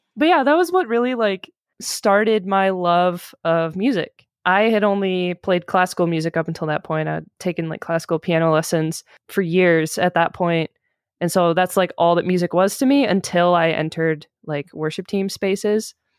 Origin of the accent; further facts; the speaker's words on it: Michigan, United States; I grew up in Michigan